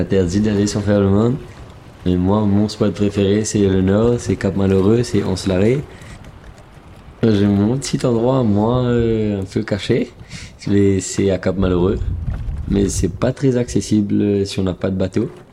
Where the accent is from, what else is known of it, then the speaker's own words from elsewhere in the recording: Mauritius; moved away; also born or lived in Montpellier, France; je viens de Maurice